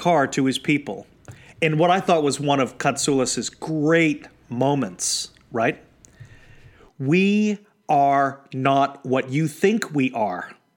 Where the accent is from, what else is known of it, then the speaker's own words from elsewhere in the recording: New England, United States; I was born in New England